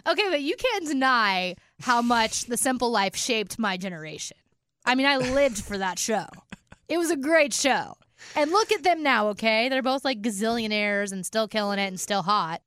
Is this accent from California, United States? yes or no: yes; California, United States; now in Nashville, United States; I'm from California